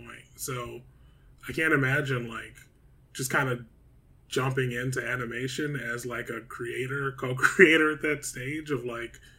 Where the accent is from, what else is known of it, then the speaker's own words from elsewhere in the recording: Detroit, Michigan, United States; moved away; And I'm black, I was from Detroit